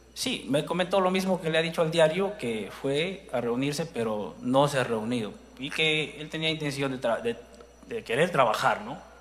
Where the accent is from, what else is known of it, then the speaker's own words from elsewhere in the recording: Tacabamba, Cajamarca, Peru; soy de Tacabamba